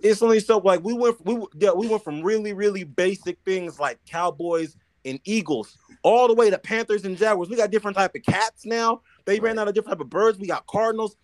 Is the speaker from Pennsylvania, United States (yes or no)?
no; California, United States; as a Californian